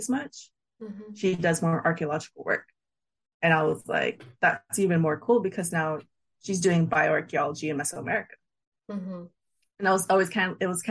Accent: San Diego, California, United States; a born and raised San Diegan

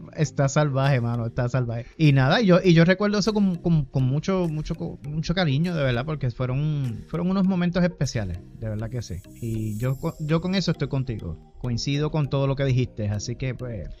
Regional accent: Humacao, Puerto Rico; en el municipio de Humacao, que fue donde me crié, allá en Puerto Rico

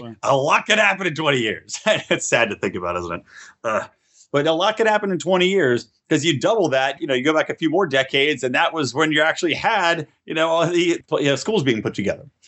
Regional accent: California, United States; in my home state of California

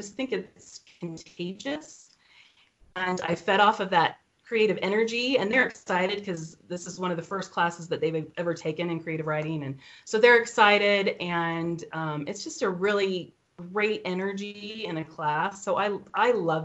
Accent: Idaho Falls, Idaho, United States; I'm from Idaho Falls, and I live with 5 of our 7 children

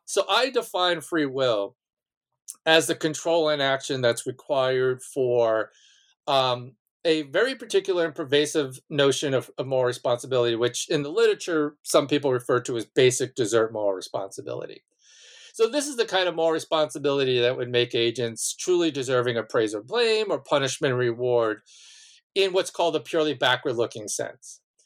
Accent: Malverne, New York, United States; was born and raised on Long Island um, in a small town named Malvern.

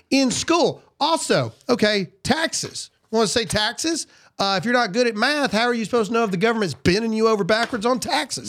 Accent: the American South, United States; I'm a Southerner

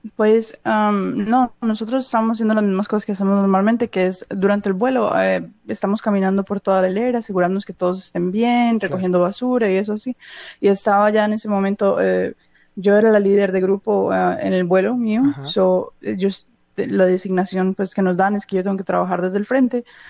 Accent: Medellín, Antioquia, Colombia; moved away as an adult; also born or lived in Los Angeles, United States; now in United States; nací en Los Ángeles y me crié en Colombia, pero en el 2006 me vine yo solo para acá

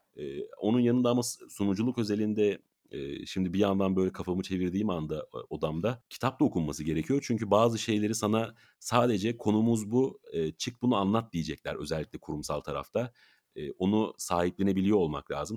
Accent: İzmir, Turkey; moved away; İzmir'e e, doğduğum yere

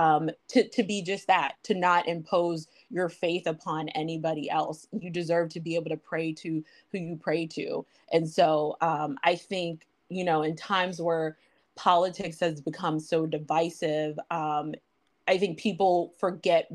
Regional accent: Western Pennsylvania, United States; born and raised in Western Pennsylvania

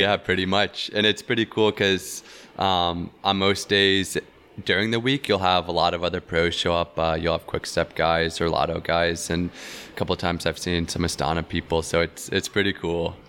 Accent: Tennessee, United States; also born or lived in Knoxville, Tennessee; in my home state in the town that I was living

